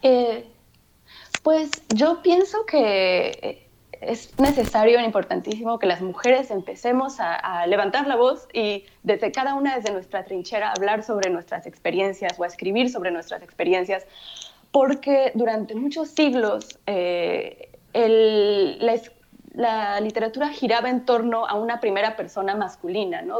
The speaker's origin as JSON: {"language": "Spanish", "country": "Mexico", "tie": "born or raised there", "first_language": "Spanish", "said": "yo crecí en México y mi, primer, mi lengua materna es el, es el español."}